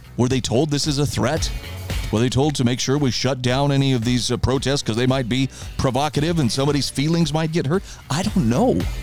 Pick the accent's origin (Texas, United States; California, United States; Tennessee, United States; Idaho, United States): Idaho, United States; my home state of Idaho